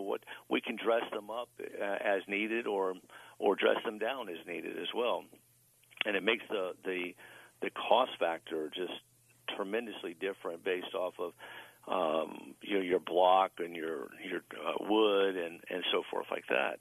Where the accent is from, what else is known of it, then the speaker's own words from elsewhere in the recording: Tampa, Florida, United States; now in Ocala, United States; I'm originally from Tampa. Uh, I do reside in Ocala, Florida